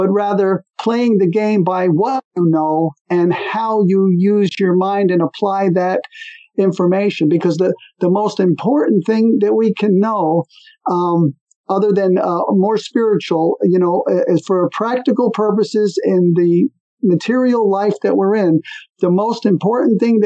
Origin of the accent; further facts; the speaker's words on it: New Jersey, United States; moved away as an adult; also born or lived in California; I was born in New Jersey, which is on the East Coast